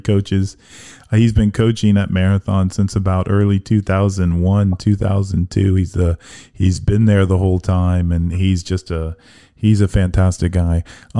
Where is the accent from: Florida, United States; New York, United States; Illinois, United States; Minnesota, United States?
Florida, United States; Miami; I grew up in Miami